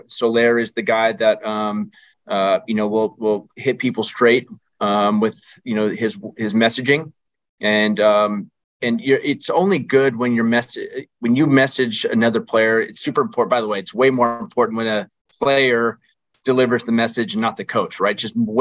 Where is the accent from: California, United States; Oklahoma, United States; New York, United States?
California, United States; Orange County / San Diego area; I grew up in Orange County in San Diego area